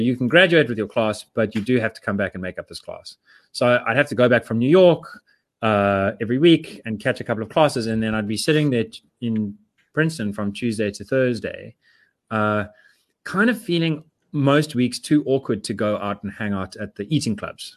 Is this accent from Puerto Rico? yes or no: no; South Africa; I'm South African.